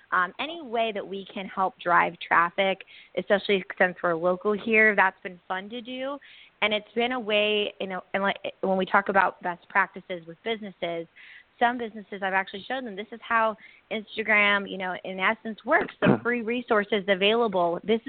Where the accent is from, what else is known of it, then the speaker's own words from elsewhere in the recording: South Bay, California, United States; I grew up in South Bay